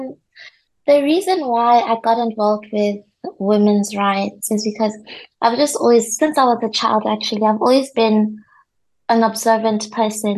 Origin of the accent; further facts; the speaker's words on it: Botswana; moved away as an adult; now in North Cyprus; I'm from Botswana